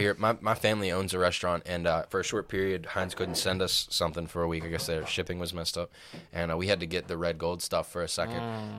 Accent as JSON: {"language": "English", "town": "Pittsburgh", "region": "Pennsylvania", "country": "United States", "tie": "born or raised there", "said": "I'm banned from this bar in our hometown, in like specifically my hometown, like where I live right now."}